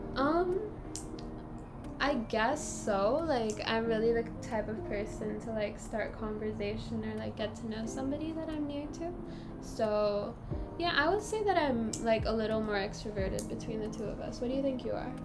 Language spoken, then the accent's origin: English; Singapore; we're from Singapore and we're currently studying in a junior college